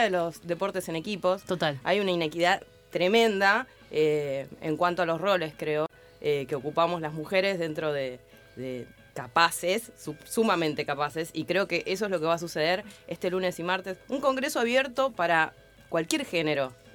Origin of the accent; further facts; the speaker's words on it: La Matanza, Buenos Aires Province, Argentina; Yo de chica vivía en Lafe, en la Ferrer